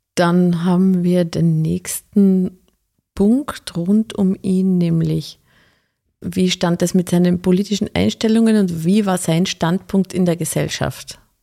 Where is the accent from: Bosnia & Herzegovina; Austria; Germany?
Austria; Carinthia; moved away; also born or lived in Styria; Ich komme ja aus Kärnten